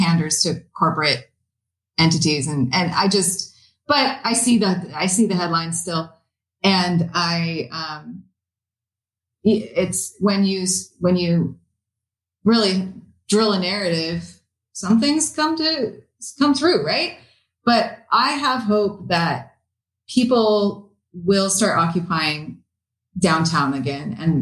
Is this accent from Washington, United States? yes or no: yes; Renton, Washington, United States; now in Seattle, United States; I grew up in Renton. I'm from Renton and moved to Seattle when I was 17.